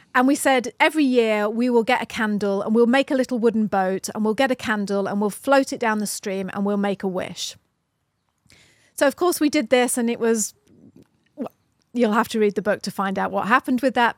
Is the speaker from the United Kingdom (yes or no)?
yes; United Kingdom; We're flipping British, you know?